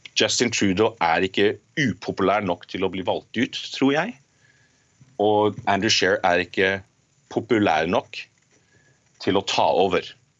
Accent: Norway; now in Canada; jeg er norsk

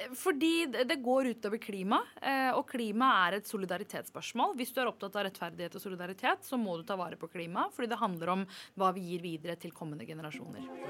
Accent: Oslo, Norway; jeg er fra Groruddalen

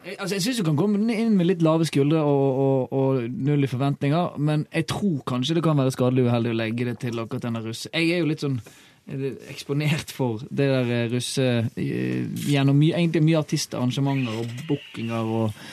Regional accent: Bergen, Vestland, Norway; jeg er bergenser

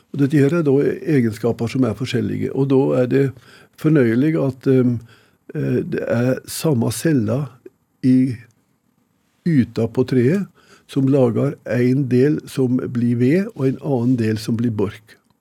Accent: Odalen, Innlandet, Norway; Jeg huser hjemme i Odalen

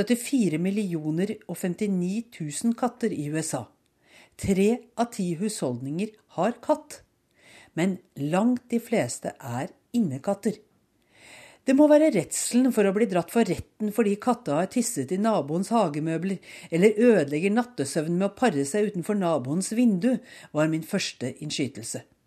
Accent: Norway; moved away as an adult; also born or lived in Oslo / Bærum; now in Bethesda, United States; Hjemme i Norge ville mange eiere, herunder undertegnede, ha følt behov for å unnskylde seg

